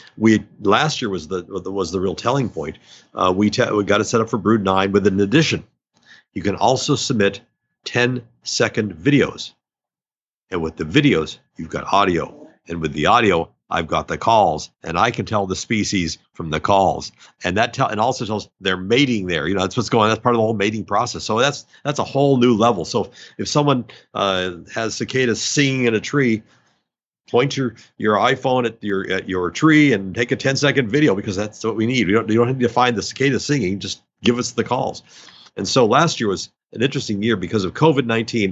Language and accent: English; North Dakota, United States; moved away; I'm from North Dakota